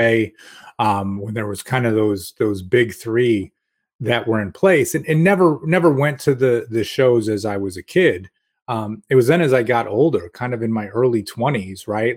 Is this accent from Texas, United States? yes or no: no; Rochester, New York, United States; I grew up in Rochester